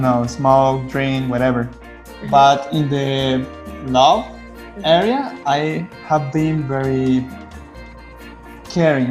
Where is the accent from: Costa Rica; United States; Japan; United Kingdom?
Costa Rica; I'm from Costa Rica